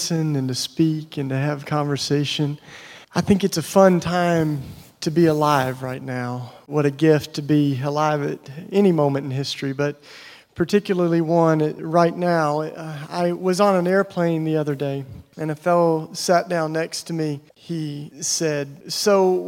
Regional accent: East Tennessee, United States; I grew up in East Tennessee, you know, in the Bible Belt

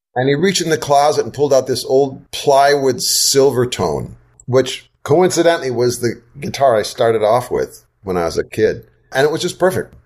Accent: Wisconsin, United States; also born or lived in Southeast United States; now in Southeast, United States; I grew up in Wisconsin and then have lived the balance of my life in the Southeast

